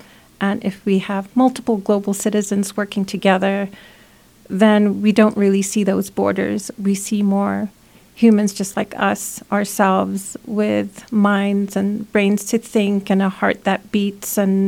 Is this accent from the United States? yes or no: yes; United States; So being American, I feel, you know, invested in putting my time in community and efforts and practicing my own empathy for the care of my neighbor and my friends, my family.